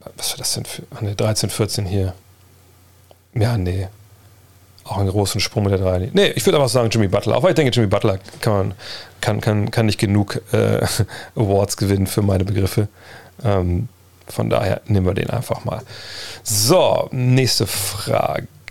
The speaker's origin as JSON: {"language": "German", "town": "Wolfsburg", "region": "Lower Saxony", "country": "Germany", "said": "ich komme aus Wolfsburg"}